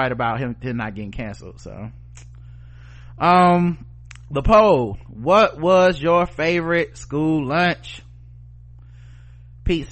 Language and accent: English; Charlotte, North Carolina, United States; my hometown, Charlotte, North Carolina